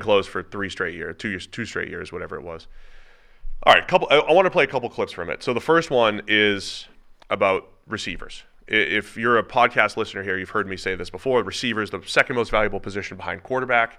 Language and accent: English; Cincinnati, Ohio, United States; my hometown, Cincinnati